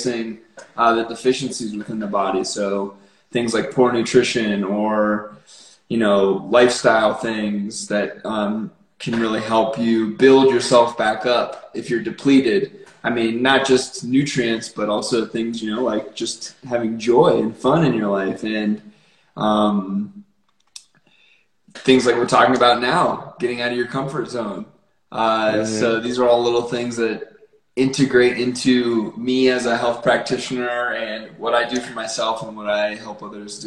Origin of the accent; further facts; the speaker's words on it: northwestern Pennsylvania, United States; moved away as an adult; now in Colorado, United States; I grew up in northwestern Pennsylvania, on the New York border, so right in the Allegheny National Forest